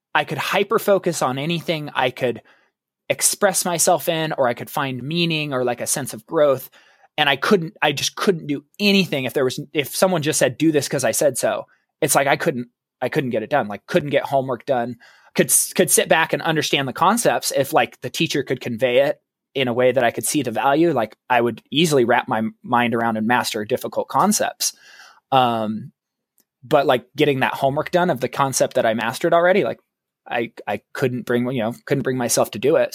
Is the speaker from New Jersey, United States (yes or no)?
no; Oregon, United States; I grew up, I was born and raised in Oregon